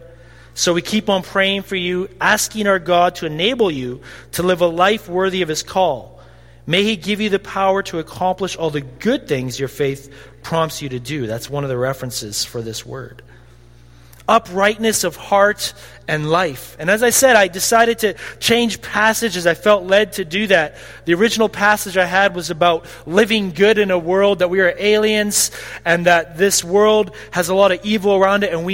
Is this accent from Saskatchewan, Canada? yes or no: yes; Caronport, Saskatchewan, Canada; I say I'm from Caronport